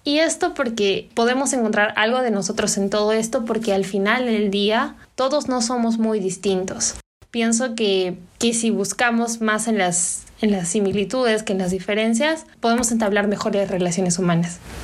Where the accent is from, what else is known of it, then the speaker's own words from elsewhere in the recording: Peru; vernos a nosotros como peruanos en el exterior o peruanos aquí dentro del país